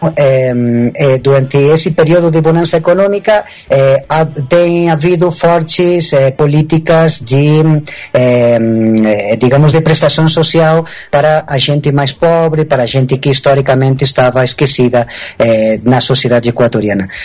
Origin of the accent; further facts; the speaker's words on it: Spain; Portuguese is a second language; moved away as an adult; also born or lived in São Paulo, Brazil / Latin America; now in Ecuador; meus pais voltaram quando eu era ainda muito pequeno para a Espanha e, é, digamos que eu, me, eu cresci, me eduquei na Espanha